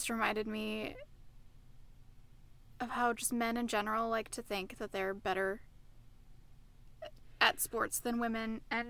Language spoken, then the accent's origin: English; Minnesota, United States; we come from Minnesota.